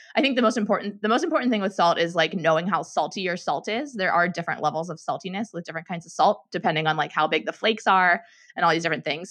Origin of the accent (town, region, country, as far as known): Pittsburgh, Pennsylvania, United States; born or raised there; moved away as an adult; now in San Francisco, United States